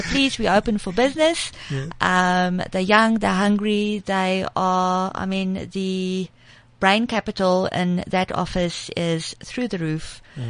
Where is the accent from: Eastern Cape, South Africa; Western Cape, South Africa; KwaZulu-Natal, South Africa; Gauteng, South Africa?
Gauteng, South Africa; Pretoria; I'm from Pretoria, born and bred.